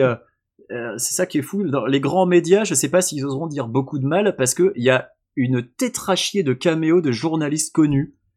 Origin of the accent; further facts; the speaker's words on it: France; je suis français